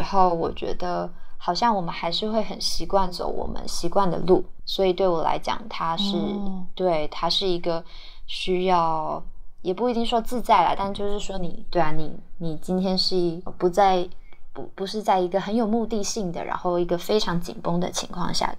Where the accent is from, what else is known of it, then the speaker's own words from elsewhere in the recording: Tainan, Taiwan; moved away as an adult; also born or lived in Pingtung / Taipei; now in Taichung, Taiwan; 我就是回到台南家住，然后。呃，比较有意识的，也比较刻意的，想要去重新了解这个我呃从小长大的这个城市，这样。